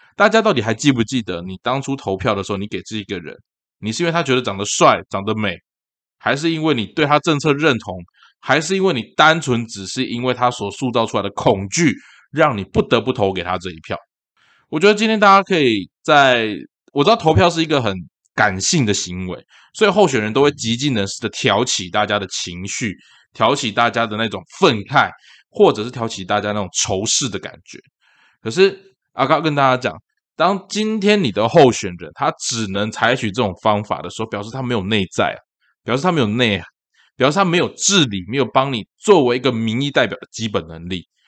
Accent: Taiwan; 你我生在这块土地上面，我们是中华民国的国民，我们也是身为台湾的台湾人

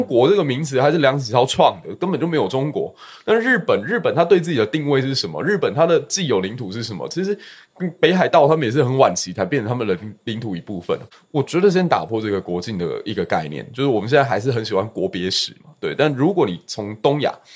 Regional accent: Kaohsiung, Taiwan; also born or lived in Fengshan District, Kaohsiung; 我是高雄小港区长大，然后后来有到峰山区去

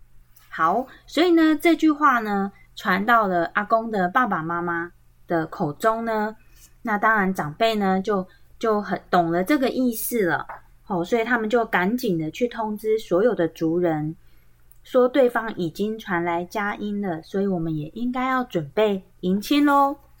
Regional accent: Tai'an Township, Miaoli County, Taiwan; 他们是在苗栗滩，像其实就是在我们家旁边，哦，对，我们的老家都在旁边而已哦

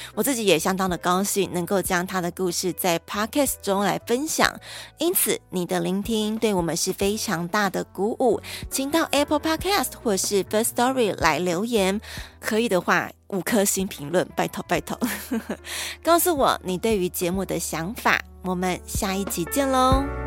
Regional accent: Taiwan; 宜兰我们礁溪这边

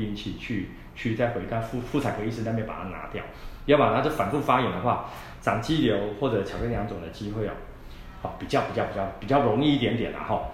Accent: Taiwan; 我们台湾人

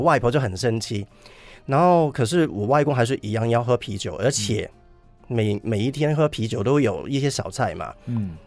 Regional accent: Hong Kong; moved away as an adult; now in Taipei, Taiwan; 我小时候在香港人的一些，嗯，可能环境啊，是。那个年代的一些，嗯，跟现在的不一样的地方

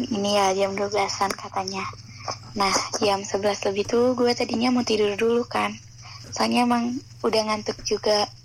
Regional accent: Tangerang, Banten, Indonesia; halo kenalin gue temen Aisyah … hmm, gue asal dari Tangerang

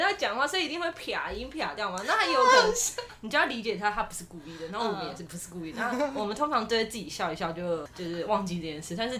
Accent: Taiwan; 我觉得我们台湾人真的非常的友善

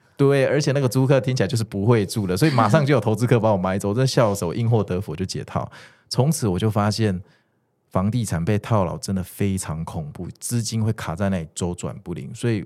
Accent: Kaohsiung, Taiwan; moved away; also born or lived in Taipei; 我是一个高雄人啊

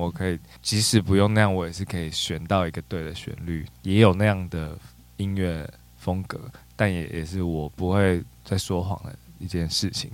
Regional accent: Taipei, Taiwan; also born or lived in Hualien; 我是在北投区长大的

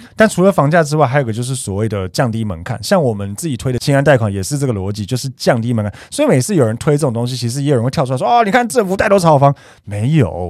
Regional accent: Taiwan; 我们台湾这边

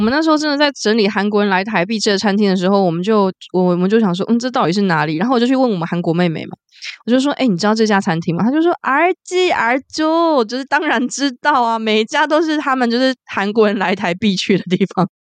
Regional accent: southern Taiwan, Taiwan; 我南部人那么久，我还真不，没有去过那边

